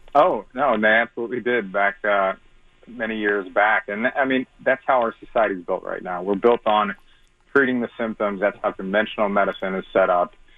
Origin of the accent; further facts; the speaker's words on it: St. Louis, Missouri, United States; I'm from St. Louis. I'm actually in Florida right